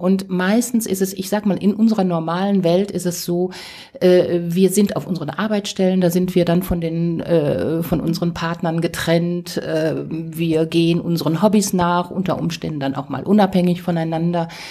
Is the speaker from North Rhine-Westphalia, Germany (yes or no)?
yes; Ruhr area, North Rhine-Westphalia, Germany; ich komme aus dem Ruhrgebiet